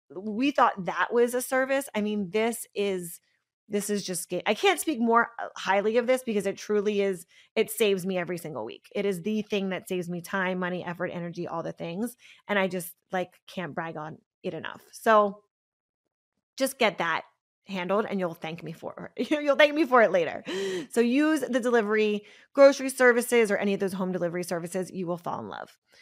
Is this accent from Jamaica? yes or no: no; Pennsylvania, United States; I'm from Pennsylvania, so we had these, like, milkmen